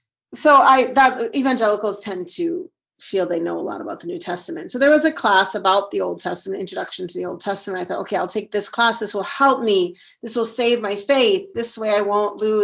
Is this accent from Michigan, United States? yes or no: no; St. Paul, Minnesota, United States; moved away as an adult; also born or lived in Syria; So I'm from Minnesota, that's where I live now. And I grew up in St. Paul, Minnesota. I was born here